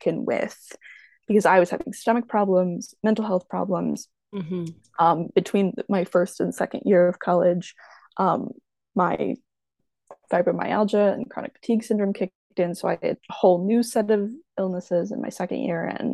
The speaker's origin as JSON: {"language": "English", "town": "Rock Island", "region": "Illinois", "country": "United States", "tie": "born or raised there", "said": "I am from the beautiful tropical exotic Quad Cities. I'm from Rock Island, Illinois"}